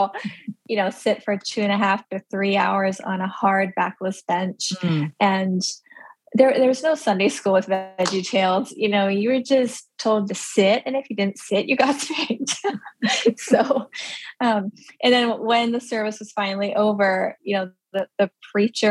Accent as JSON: {"language": "English", "country": "United States", "tie": "born or raised there", "first_language": "Pennsylvania Dutch", "second_language": "English", "said": "I grew up in like this tiny little community"}